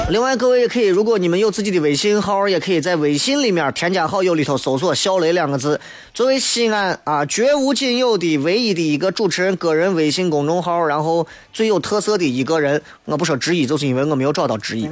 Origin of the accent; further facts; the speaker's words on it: Xi'an, Shaanxi, China; accent: Xi'an dialect; 作为一个西安人，作为一个喜欢西安话、西安方言和西安味道的娱乐节目的朋友